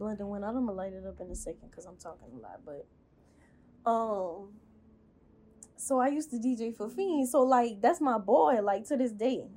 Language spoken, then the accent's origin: English; Baton Rouge, Louisiana, United States; I ended up going back to Baton Rouge. I'm from Baton Rouge.